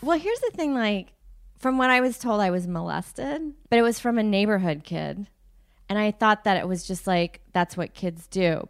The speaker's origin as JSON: {"language": "English", "area": "suburb outside of Houston", "region": "Texas", "country": "United States", "tie": "born or raised there", "also_born_or_lived": "South Africa", "said": "I grew up in Texas in a suburb outside of Houston."}